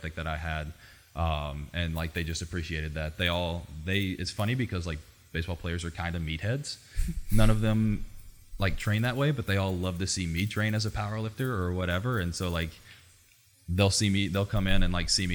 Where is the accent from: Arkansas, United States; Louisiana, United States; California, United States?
Arkansas, United States; Southwest; moved away; I'm from a super small town. I grew up in Southwest Arkansas in a town of 10,000 people.